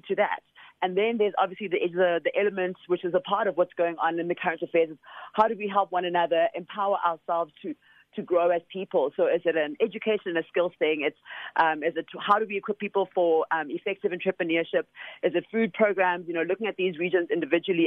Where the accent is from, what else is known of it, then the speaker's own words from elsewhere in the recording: Soweto, Gauteng, South Africa; I'm a child from originally from Soweto